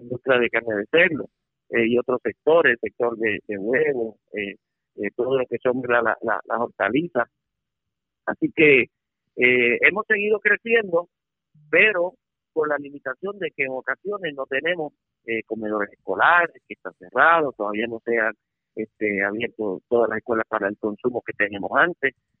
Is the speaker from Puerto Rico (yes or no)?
yes; Puerto Rico; como puertorriqueño